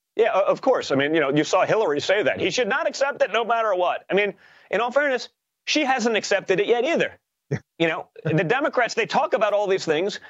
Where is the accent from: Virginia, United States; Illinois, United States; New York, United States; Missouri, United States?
New York, United States; we are from New York.